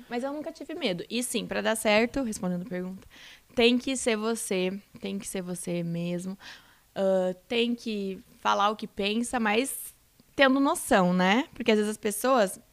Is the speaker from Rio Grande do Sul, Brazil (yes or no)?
yes; Rio Grande do Sul, Brazil; moved away as an adult; also born or lived in Santa Catarina; fui morar em Santa Catarina, que eu sou do Rio Grande do Sul